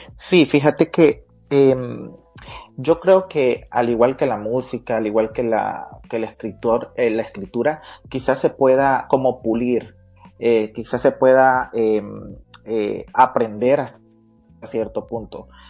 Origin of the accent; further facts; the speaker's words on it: San Pedro Sula, Cortés, Honduras; realmente nací en, en, la ciudad cívica de Honduras, así le llaman a la ciudad donde, de donde soy, eh, Panchito Lloro, pero desde muy temprana edad me mudé a la capital industrial de Honduras, a San Pedro Sula